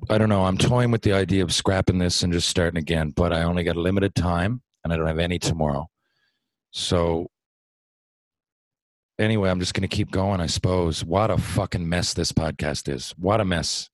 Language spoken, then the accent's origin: English; Mount Pearl, Newfoundland and Labrador, Canada; I'm from Mount Pearl, Newfoundland